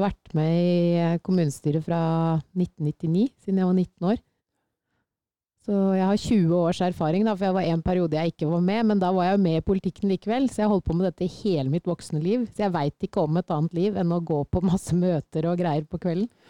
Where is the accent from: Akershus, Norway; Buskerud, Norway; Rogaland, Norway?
Buskerud, Norway; Sylling; kommer jeg fra Sylling